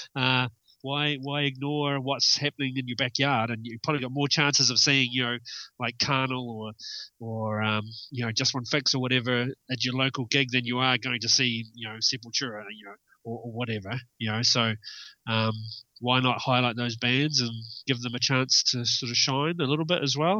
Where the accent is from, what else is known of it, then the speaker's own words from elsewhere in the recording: Milton, Otago, New Zealand; moved away as an adult; also born or lived in Dunedin; now in Wellington, New Zealand; I grew up in the South Island, uh, a place called Milton